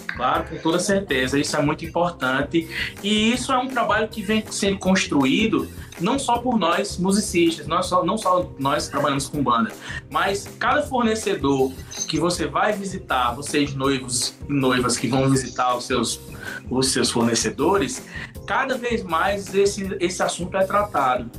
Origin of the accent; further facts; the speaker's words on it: interior of Paraíba, Brazil; nós somos nordestinos, somos do interior da Paraíba